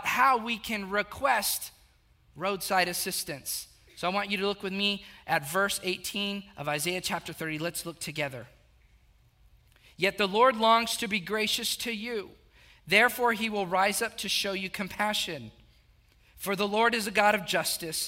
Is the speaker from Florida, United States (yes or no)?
no; South Texas, United States; I grew up in a very small town, about 8,000, 9,000 people